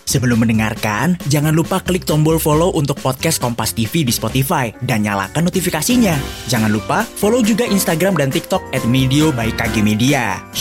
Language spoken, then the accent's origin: Indonesian; Fakfak, West Papua, Indonesia; itu saya terkenal sekali di kota saya sendiri, fak-fak.